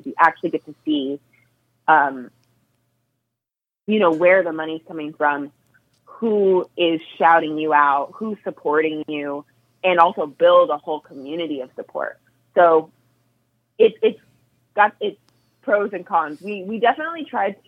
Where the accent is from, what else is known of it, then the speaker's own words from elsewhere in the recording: Northern California, United States; I'm from NorCal.